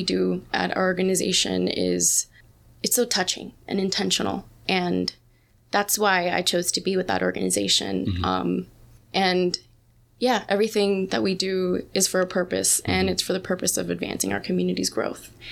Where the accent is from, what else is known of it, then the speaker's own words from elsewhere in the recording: Dominican Republic; now in Bronx, New York, United States; I immigrated from the Dominican Republic in 2010, and I've been a Bronx resident since.